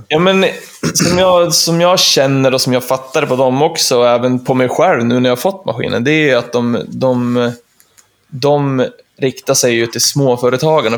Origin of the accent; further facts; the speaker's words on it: Östersund, Jämtland, Sweden; jag är ju trebarnspappa från Östersund